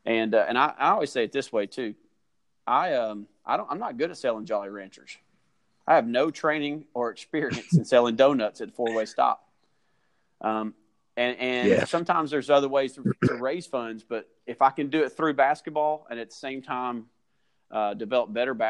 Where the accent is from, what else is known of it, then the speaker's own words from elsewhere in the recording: Rome, Georgia, United States; also born or lived in Kentucky; And I grew up in a mill village. There's actually two or three mill villages in our school district